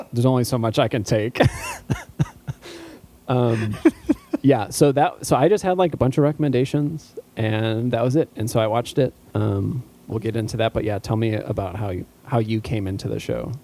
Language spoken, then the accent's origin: English; outside of Chicago, Illinois, United States; growing up outside of Chicago